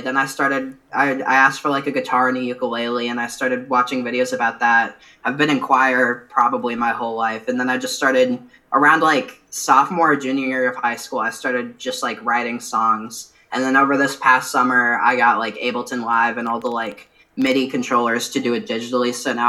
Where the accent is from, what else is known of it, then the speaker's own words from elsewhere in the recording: Iowa, United States; I'm from Iowa